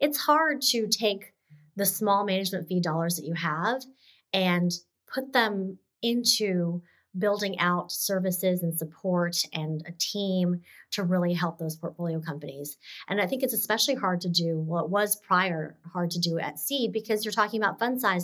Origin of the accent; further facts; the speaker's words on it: Texas, United States; growing up in Texas